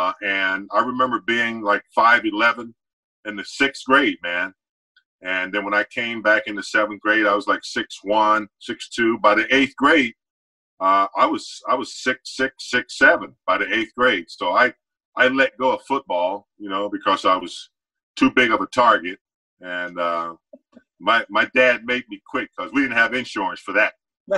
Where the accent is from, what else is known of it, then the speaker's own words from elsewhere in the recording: the South, United States; Coop, I grew up in a very small town. You know, I am from the South, country, dirt road, man. I grew up on a dirt road, about 35,000 people back then.